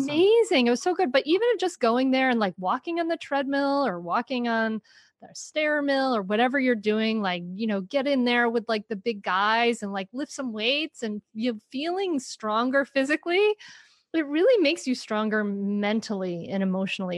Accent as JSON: {"language": "English", "region": "Rhode Island", "country": "United States", "tie": "born or raised there", "moved": "as an adult", "lives_now": "Delaware, United States", "said": "I grew up in Rhode Island"}